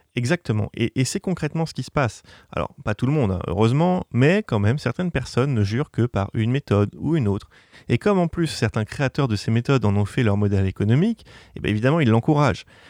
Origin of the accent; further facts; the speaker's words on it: Normandy, France; je suis normand d'origine